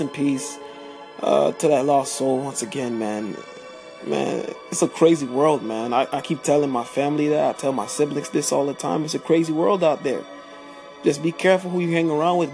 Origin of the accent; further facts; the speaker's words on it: Miami, Florida, United States; I am from Miami, born and raised